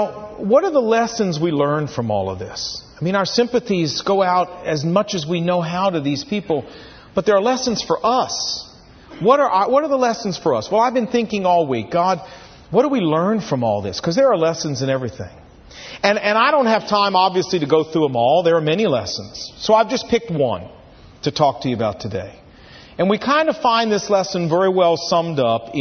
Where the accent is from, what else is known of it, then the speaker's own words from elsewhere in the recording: Portsmouth, Virginia, United States; I was sitting in health class just outside the gymnasium in Woodrow Wilson High School, Portsmouth, Virginia